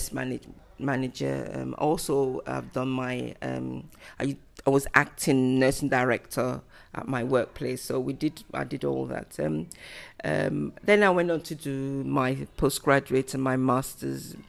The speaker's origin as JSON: {"language": "English", "country": "Nigeria", "tie": "born or raised there", "also_born_or_lived": "United Kingdom / London", "moved": "as an adult", "lives_now": "England, United Kingdom", "said": "I was born in United Kingdom, and I moved back to Nigeria when I was 7 years old to 8 years old with my dad. And I stayed in Nigeria for 12 years"}